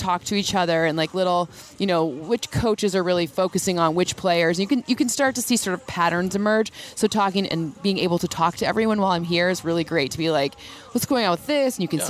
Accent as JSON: {"language": "English", "region": "Michigan", "country": "United States", "said": "I'm from Michigan"}